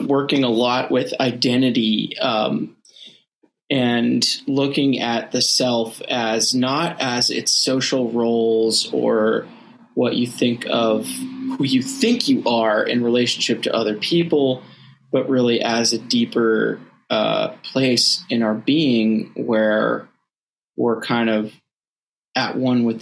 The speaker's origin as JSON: {"language": "English", "region": "Northeast", "country": "United States", "tie": "born or raised there", "said": "I grew up in the Northeast"}